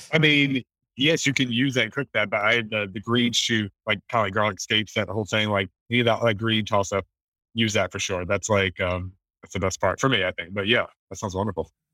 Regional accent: the South, United States; moved away; I remember growing up in the South

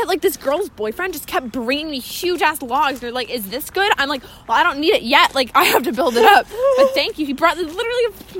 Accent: Virginia, United States; moved away; I'm from Virginia.

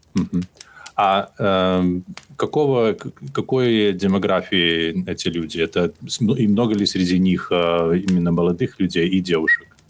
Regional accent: Belarus; я из, я из Беларуси

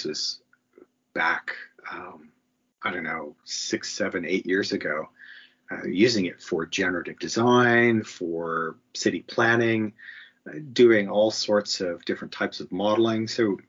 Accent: Canada; being a Canadian

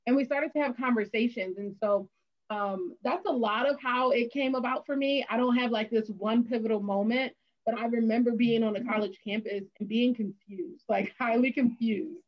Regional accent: Philadelphia, Pennsylvania, United States; also born or lived in Bloomsburg, Pennsylvania; I'm from Philadelphia, large city

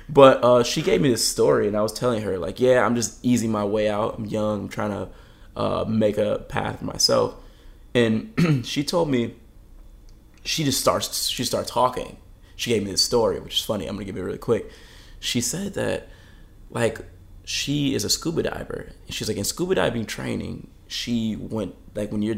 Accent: Detroit, Michigan, United States; moved away as an adult; now in Southern California, United States; I'm a kid from Michigan. I'm from, you know, Metro Detroit area.

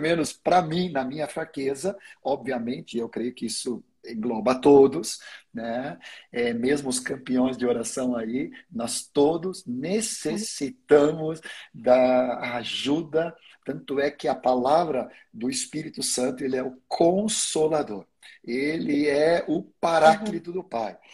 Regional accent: Sweden; first language Swedish; Portuguese is a second language; now in Brazil; eu nasci na Suécia, então a minha língua materna é sueco. Claro que depois de 50 anos no Brasil, eu, eu já consegui dominar o português, basicamente.

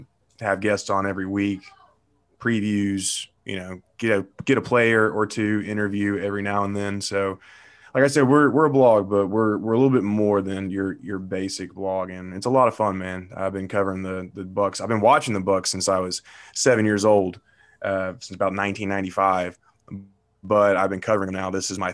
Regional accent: Nashville, Tennessee, United States; growing up in Nashville at the time, the Titans weren't around.

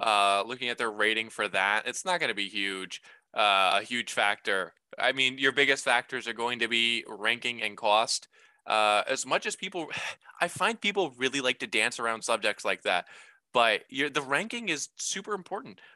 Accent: Dayton, Ohio, United States; also born or lived in Seattle, Washington; I grew up here. I'm from Dayton, Ohio

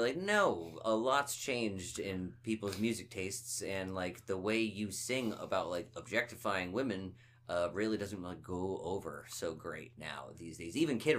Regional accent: Finland; I'm from Finland.

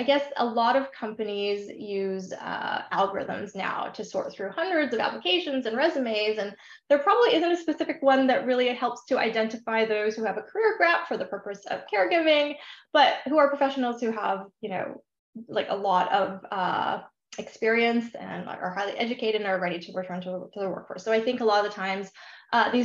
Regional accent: Vancouver, British Columbia, Canada; moved away as an adult; also born or lived in Ontario, Canada / Bermuda; now in Seattle, United States; I'm originally from the Greater Vancouver, Canada area, but I currently live in beautiful sunny Seattle

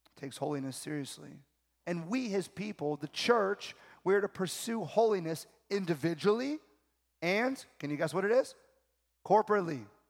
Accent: South Florida, United States; I'm from South Florida

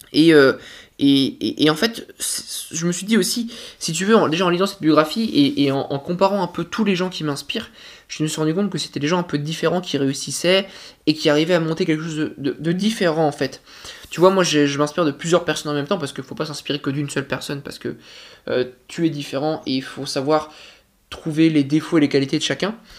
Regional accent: France; en tant que Français

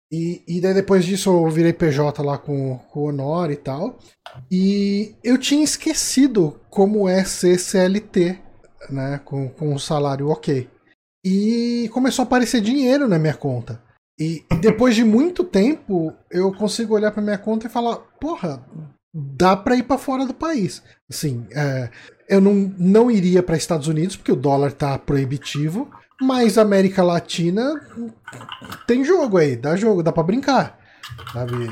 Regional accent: Rio de Janeiro, Brazil; Como carioca eu fico ofendido.

